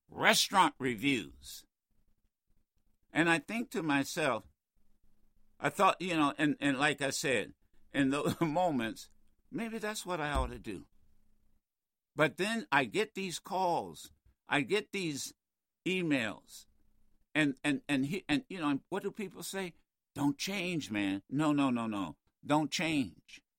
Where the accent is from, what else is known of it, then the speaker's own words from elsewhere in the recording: New York, United States; I'm from New York. I know Trump.